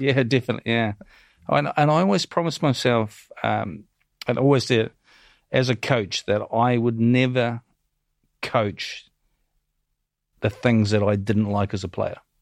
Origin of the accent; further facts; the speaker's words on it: New Zealand; moved away as an adult; growing up in New Zealand, I came from a, a, a pretty humble background.